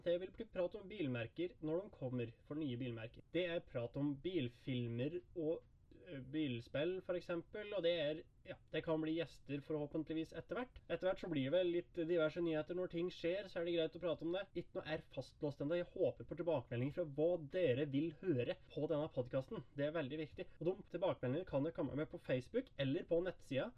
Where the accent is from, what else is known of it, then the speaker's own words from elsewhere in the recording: Hedmark, Innlandet, Norway; Jeg er fra Hedmark